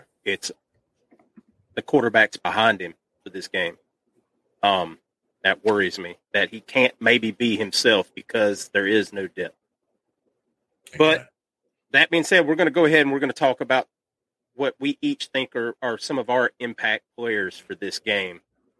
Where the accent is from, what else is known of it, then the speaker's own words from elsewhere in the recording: South Georgia, United States; I grew up I live in South Georgia.